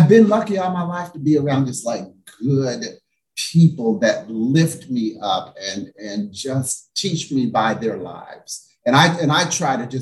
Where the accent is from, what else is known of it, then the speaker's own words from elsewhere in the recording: Greeneville, Tennessee, United States; now in Palm Springs, United States; a little colored boy from Greenville, Tennessee, in Palm Springs